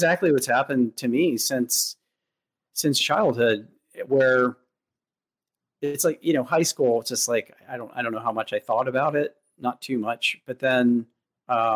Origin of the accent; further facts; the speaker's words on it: Douglassville, Pennsylvania, United States; moved away as an adult; also born or lived in West Coast; I'm from the East Coast originally, the Philadelphia area. And an hour outside of that. Yeah, I grew up in a very rural town, Douglasville.